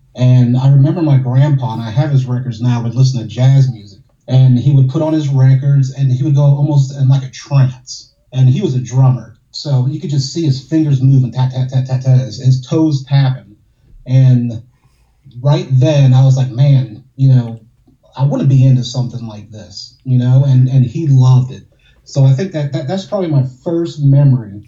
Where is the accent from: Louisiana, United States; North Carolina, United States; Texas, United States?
Louisiana, United States; New Orleans; I'm from New Orleans, so you got the Mardi Gras parades